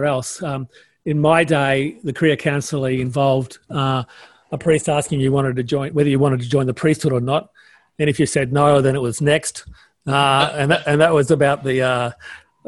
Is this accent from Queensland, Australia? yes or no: yes; Townsville, Queensland, Australia; I was born in Townsville